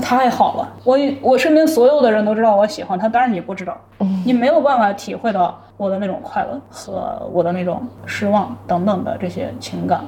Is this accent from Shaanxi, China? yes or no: yes; Shaanxi, China; 我们陕西人